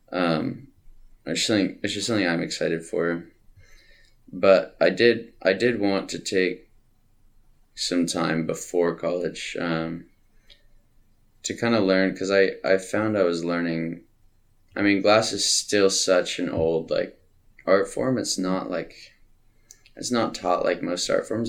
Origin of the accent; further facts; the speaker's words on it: Tacoma, Washington, United States; also born or lived in Montana / California; I lived most of my life in Tacoma. Mm-hmm. Uh, I was born in Montana, and I lived in California for a little bit